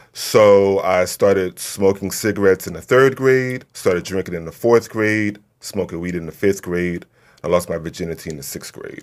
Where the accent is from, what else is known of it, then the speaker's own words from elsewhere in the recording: Newark, New Jersey, United States; also born or lived in Alabama; I grew up in East Orange in Newark, New Jersey